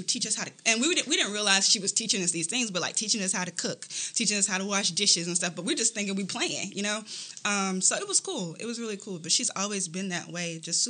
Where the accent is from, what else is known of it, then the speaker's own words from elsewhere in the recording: Landstuhl, Rhineland-Palatinate, Germany; born there; Yeah, so I was born in Landstuhl, Germany.